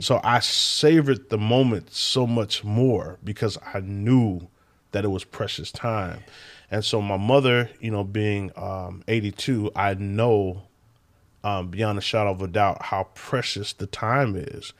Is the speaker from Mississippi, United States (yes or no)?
no; Sacramento, California, United States; moved away as an adult; also born or lived in Bay Area, California; now in Michigan, United States; California. Sacramento, California